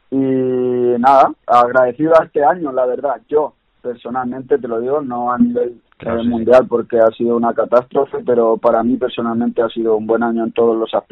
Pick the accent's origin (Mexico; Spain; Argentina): Spain; Castilla-La Mancha; pero soy manchego y, he jugado en otros equipos